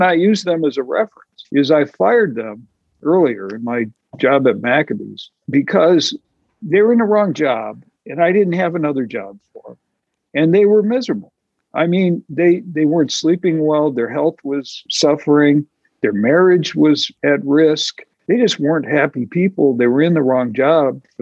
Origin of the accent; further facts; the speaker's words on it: Midwest, United States; I'm from the Midwest